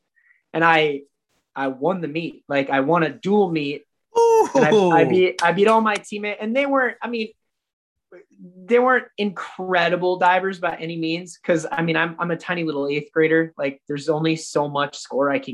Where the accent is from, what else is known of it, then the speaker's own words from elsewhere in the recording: Minnesota, United States; I'm from Minnesota. There's no mountains anywhere near here